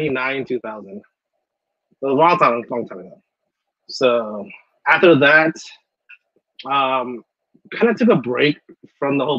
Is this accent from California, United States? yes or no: yes; Long Beach, California, United States; I'm from Long Beach, California